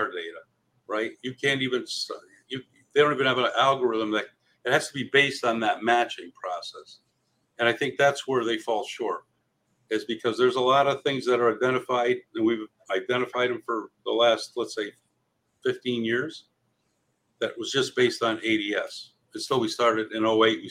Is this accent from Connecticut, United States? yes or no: yes; Cheshire, Connecticut, United States; I grew up here in Connecticut in a small town called Cheshire